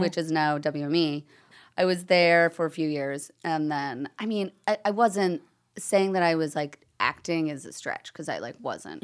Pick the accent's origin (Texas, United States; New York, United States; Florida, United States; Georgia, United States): New York, United States; Long Island; growing up on Long Island, you can go to the U S Open so easily